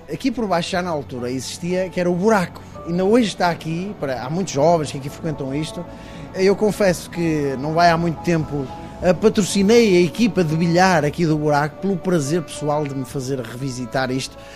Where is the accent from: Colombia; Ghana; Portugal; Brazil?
Portugal; Guimarães, Norte; also born or lived in France; por ser vimaranense e vitoriano